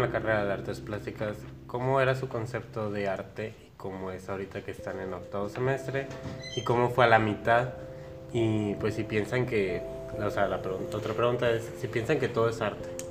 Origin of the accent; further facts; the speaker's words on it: Agua Prieta, Sonora, Mexico; somos de Agua Prieta, la parte norte